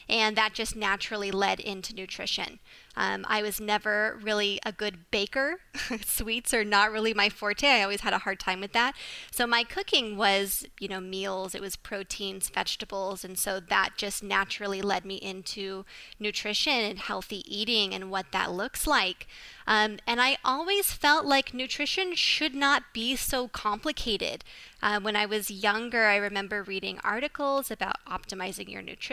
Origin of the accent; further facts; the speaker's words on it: Phoenix, Arizona, United States; now in Austin, United States; I'm originally from Phoenix, but now I'm living in Austin, Texas